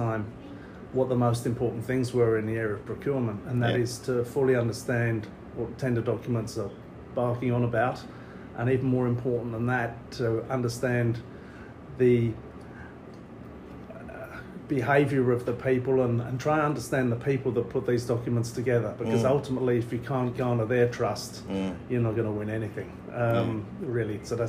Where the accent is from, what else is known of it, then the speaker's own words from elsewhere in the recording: London, United Kingdom; moved away as an adult; now in Australia; I'm not naturally from this part of the world. I'm from the East End of London. Yep. That's where I grew up. It was a pretty rough place.